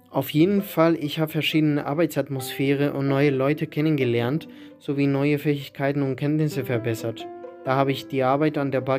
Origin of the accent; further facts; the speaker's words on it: Lüneburg, Lower Saxony, Germany; also born or lived in Wolfsburg; now in Hamburg, Germany; Ich bin Einzelkind, der in Wolfsburg geboren ist, aber in Lüneburg aufgewachsen. Meine Eltern wohnen noch in Lüneburg, mit der Idee nach Wolfsburg zurückzugehen.